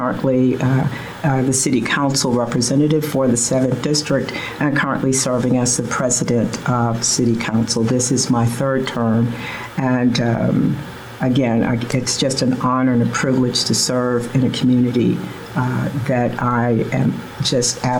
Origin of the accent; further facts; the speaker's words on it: Richmond, Virginia, United States; also born or lived in Long Island, New York; I grew up in the Wickham Court public housing community. I attended Richmond Public Schools